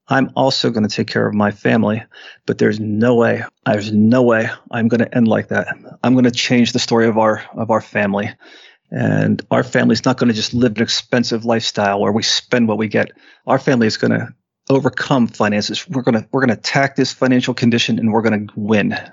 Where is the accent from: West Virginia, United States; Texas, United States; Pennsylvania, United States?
Pennsylvania, United States; Western; we're from Western Pennsylvania